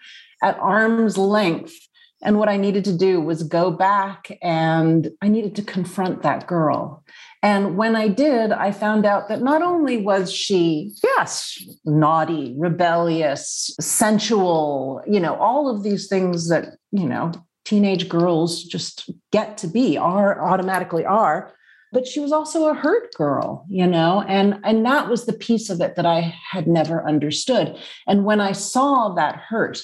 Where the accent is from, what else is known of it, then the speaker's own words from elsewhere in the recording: New York City, New York, United States; I grew up in Manhattan, the daughter of a well-known film critic, Richard Schickel, and a novelist, my mother, Jill Whedon.